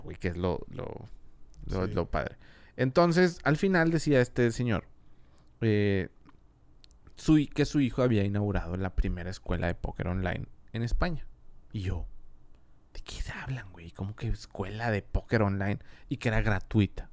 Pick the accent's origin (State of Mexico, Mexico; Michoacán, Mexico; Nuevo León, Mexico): Nuevo León, Mexico; Monterrey; also born or lived in Madrid, Spain; yo soy de aquí, de Monterrey